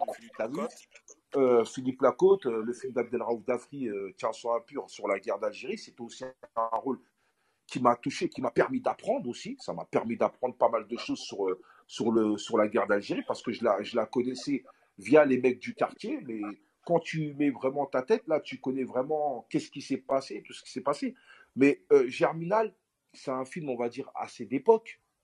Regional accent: Aulnay-sous-Bois, Île-de-France, France; revenir sur Olney, dans ma ville natale.

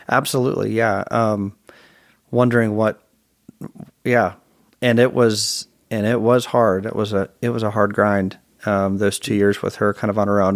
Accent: Virginia, United States; also born or lived in Chicago, Illinois / Provo, Utah; we moved to Virginia from Chicago

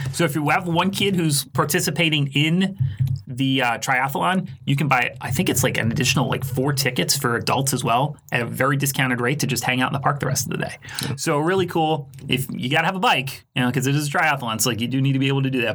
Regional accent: Philadelphia, Pennsylvania, United States; now in Tampa, United States; I was born and raised in Philadelphia

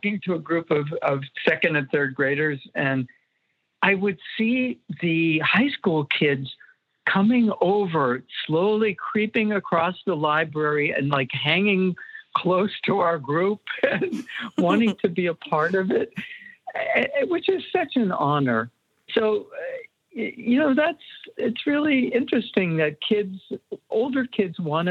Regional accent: Erie, Pennsylvania, United States; moved away; I went back to my hometown, Erie, Pennsylvania

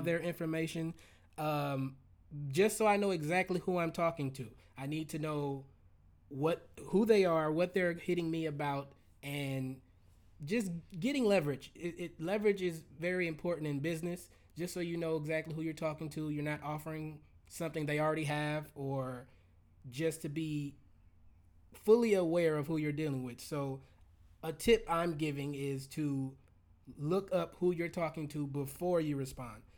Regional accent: Los Angeles, California, United States; I'm from Los Angeles

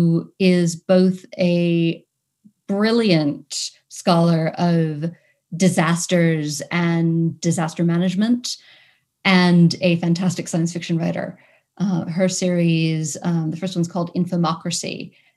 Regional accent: New York City, New York, United States; I come from Manhattan in New York City

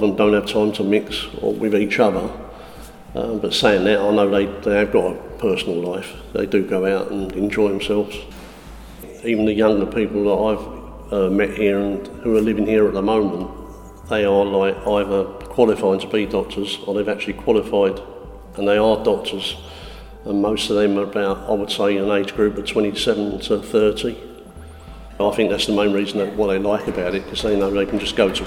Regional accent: Southend-on-Sea, East of England, United Kingdom; I'm originally from Essex, Southend-on-Sea

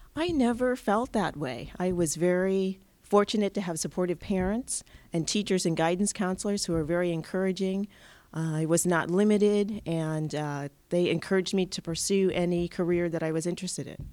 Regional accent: Pittsfield, Massachusetts, United States; I grew up in Pittsfield, so it's very close to my hometown

